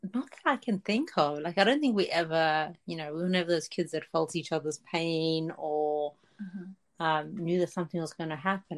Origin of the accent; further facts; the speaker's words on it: South Africa; moved away; I grew up in South Africa.